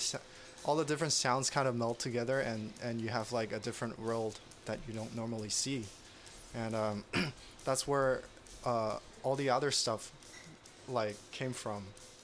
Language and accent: English; San Jose, California, United States; Before that, I went to school in UCSD, and before that, I was in like San Jose area for like high school, middle school